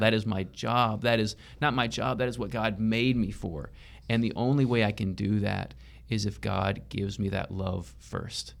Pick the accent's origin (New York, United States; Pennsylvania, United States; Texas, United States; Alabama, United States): Texas, United States; Tyler; I grew up in the Tyler area and I grew up in East Texas